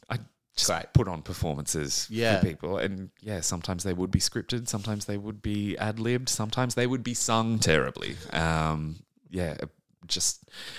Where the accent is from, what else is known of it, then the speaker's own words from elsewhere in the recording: New South Wales, Australia; Central coast of New South Wales.